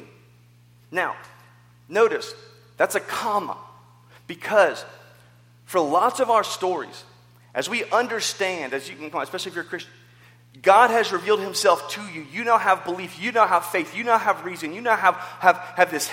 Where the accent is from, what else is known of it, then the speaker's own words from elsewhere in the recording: the South, United States; growing up in the South